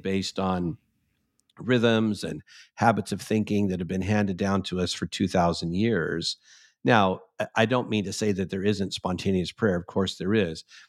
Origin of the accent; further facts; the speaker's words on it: Santa Ana, California, United States; When I was a little boy, I grew up in the United, First United Methodist Church, Santa Ana, California